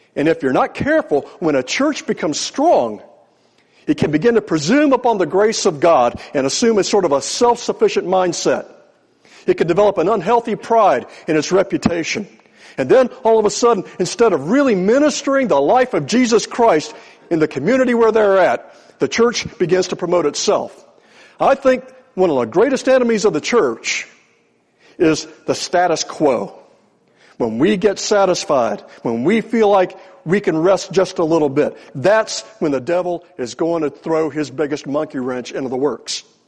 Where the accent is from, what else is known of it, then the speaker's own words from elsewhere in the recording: Newport News, Virginia, United States; also born or lived in Richmond, Virginia; I'm a Virginia native. I was born in Richmond. I grew up over Newport News